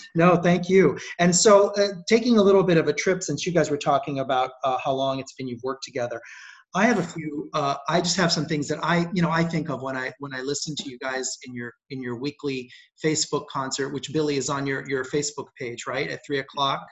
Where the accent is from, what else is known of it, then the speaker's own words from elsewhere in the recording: Rio de Janeiro, Brazil; moved away; grew up in in Rio, Rio de Janeiro